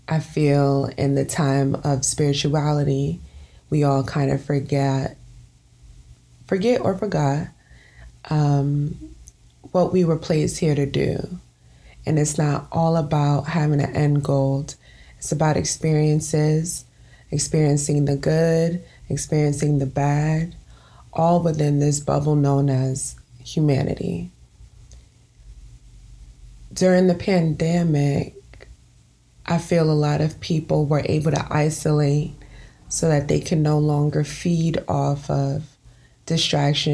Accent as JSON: {"language": "English", "town": "New York City", "region": "New York", "country": "United States", "tie": "born or raised there", "said": "born and raised in Brooklyn, New York"}